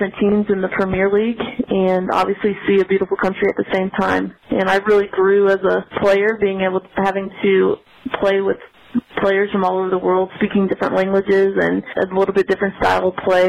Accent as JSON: {"language": "English", "town": "St. Louis", "region": "Missouri", "country": "United States", "tie": "born or raised there", "said": "I grew up in St. Louis, Missouri. So born and raised in St. Louis, grew up there."}